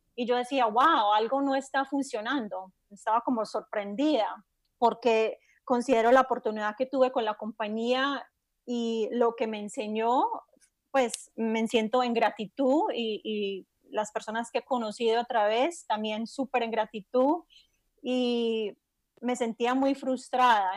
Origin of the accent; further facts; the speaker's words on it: Miami Beach, Florida, United States; also born or lived in Tampa, Florida / Medellín, Colombia; en la zona de Miami Beach crecí y viví el mayor tiempo de mi vida adulta en el sur de la Florida